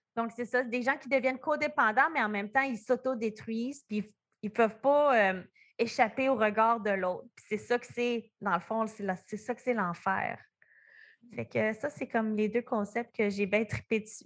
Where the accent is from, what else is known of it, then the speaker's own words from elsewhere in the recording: New Brunswick, Canada; on vient comme du Nouveau-Brunswick